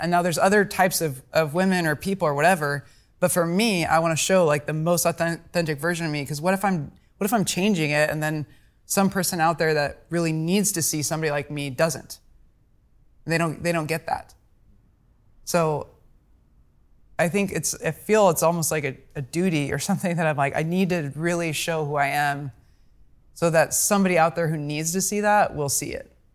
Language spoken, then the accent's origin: English; Omaha, Nebraska, United States; I'm from Omaha's